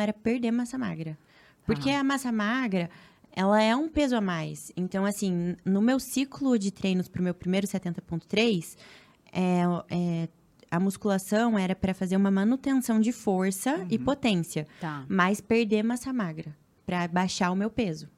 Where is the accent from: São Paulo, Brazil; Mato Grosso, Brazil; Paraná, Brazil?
Paraná, Brazil; Cascavel; moved away as an adult; now in Rio de Janeiro, Brazil; eu moro no Rio, mas sou paranaense. Sou de Cascavel, do interior.